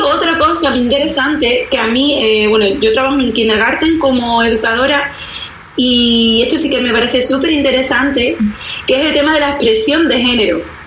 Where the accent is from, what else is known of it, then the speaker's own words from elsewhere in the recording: Spain; yo soy de España